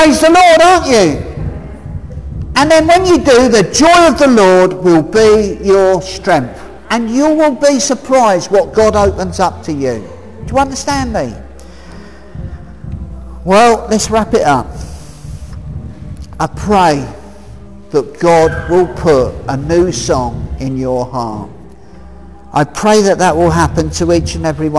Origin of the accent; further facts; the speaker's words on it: Hemel Hempstead, East of England, United Kingdom; I'm from Hemel Hempstead